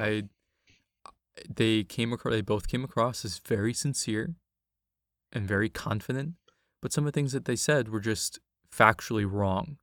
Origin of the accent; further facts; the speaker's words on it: New York City, New York, United States; in the Bronx, in my hometown